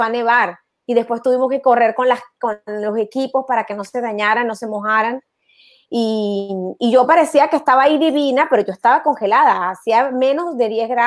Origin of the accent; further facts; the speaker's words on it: Mérida, Venezuela; moved away; Sí, soy de Mérida, soy de Mérida.